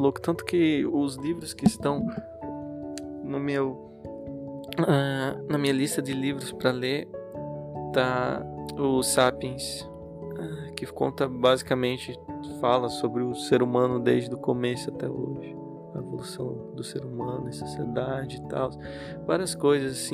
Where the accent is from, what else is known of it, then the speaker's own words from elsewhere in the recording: Curitiba, Paraná, Brazil; no lugar onde eu nasci, que eu cresci em Curitiba